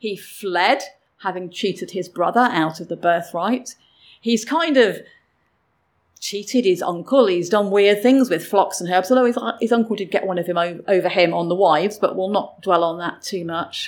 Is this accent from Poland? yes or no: no; England, United Kingdom; I grew up in England